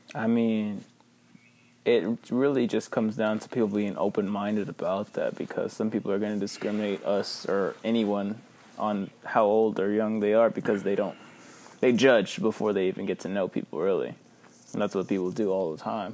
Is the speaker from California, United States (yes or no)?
no; Victoria, Texas, United States; I'm from Victoria